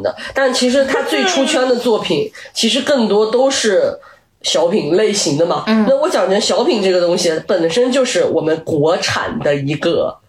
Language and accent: Chinese; China; 当然，我觉得这个跟我们中国人太多优秀的文学作品是有关